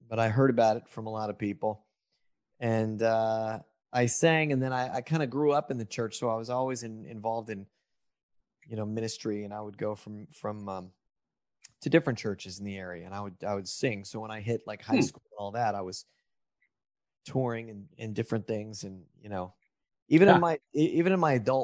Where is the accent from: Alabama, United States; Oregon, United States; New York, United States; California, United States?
California, United States; Lodi; also born or lived in Los Angeles, California; I grew up in that town and left and moved to LA to make it big when I was about 18, 19